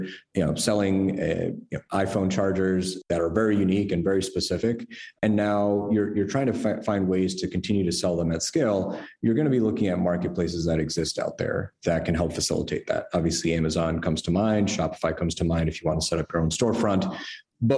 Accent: New York, United States; moved away as an adult; also born or lived in San Francisco; I'm originally a New Yorker, you know, here my whole life

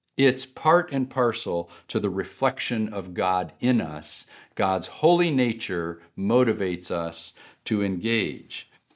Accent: United States; I am an American

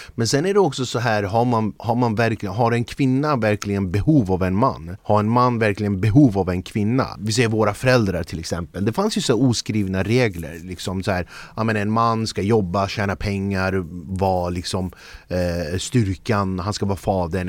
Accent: Flemingsberg, Stockholm County, Sweden; also born or lived in Södermalm, Stockholm; now in Stockholm, Sweden; Jag är född och uppvuxen i Flemingsberg

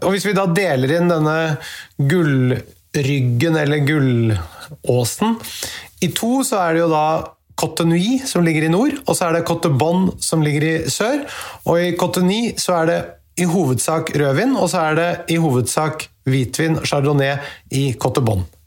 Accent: Norway; vi her hjemme i Norge

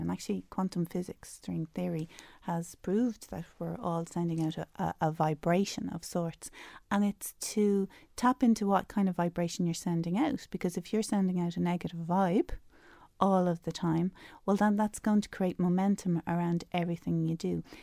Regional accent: Dublin, Leinster, Ireland; moved away as an adult; I'm I'm from Dublin um, originally

